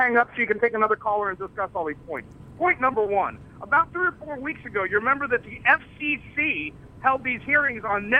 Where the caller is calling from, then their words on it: Cincinnati, Ohio, United States; I'm from Cincinnati.